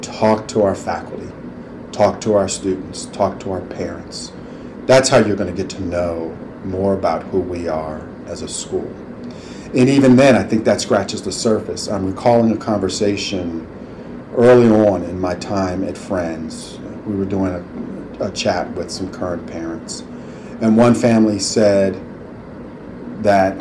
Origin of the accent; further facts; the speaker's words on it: Cleveland, Ohio, United States; moved away as an adult; also born or lived in Bucks County, Pennsylvania; I grew up in Cleveland, Ohio, knew nothing about Quakerism or Quaker schools